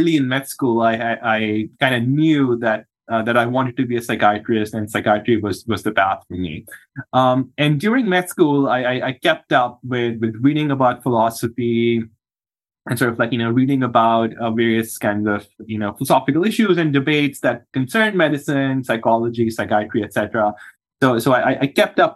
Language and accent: English; Pakistan; moved away as an adult; now in United States; I'm from Pakistan originally. That's where I was born and grew up, and I did my medical school